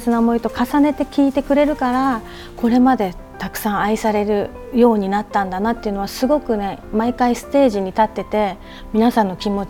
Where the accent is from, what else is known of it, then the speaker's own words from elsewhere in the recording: Okinawa, Japan; 私はあのやっぱり自分の故郷沖縄のね